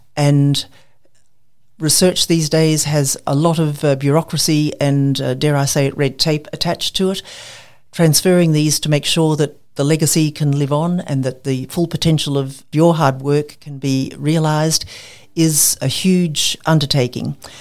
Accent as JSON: {"language": "English", "region": "Queensland", "country": "Australia", "tie": "born or raised there", "also_born_or_lived": "Cairns / Brisbane", "said": "I'm a Queenslander born and bred."}